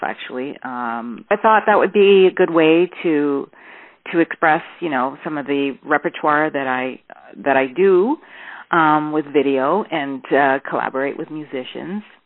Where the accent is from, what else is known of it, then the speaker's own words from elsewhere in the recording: Toronto, Ontario, Canada; I'm from Toronto, born in Toronto